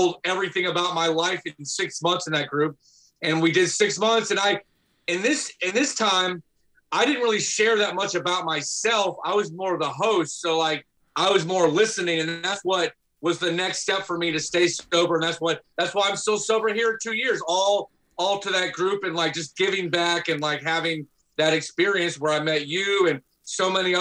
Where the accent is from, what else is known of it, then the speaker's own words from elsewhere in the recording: Atlanta, Georgia, United States; moved away as an adult; also born or lived in New York; growing up in Atlanta, we grew up in kind of a very, as a lot of people would call, hood neighborhood